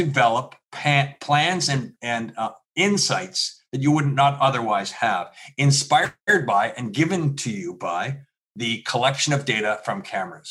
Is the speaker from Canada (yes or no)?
yes; Canada; also born or lived in Philadelphia; I am Canadian